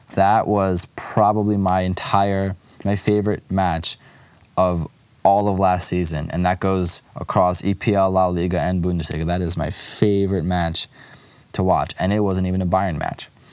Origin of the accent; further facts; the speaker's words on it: Lviv, Lviv Oblast, Ukraine; moved away; my hometown club, Karpatı Lviv